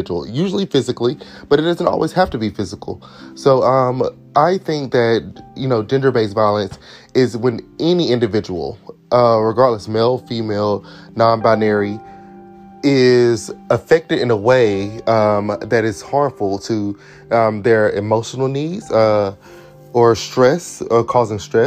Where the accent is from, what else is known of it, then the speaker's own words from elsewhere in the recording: Durham, North Carolina, United States; I'm from Durham, North Carolina, in the States.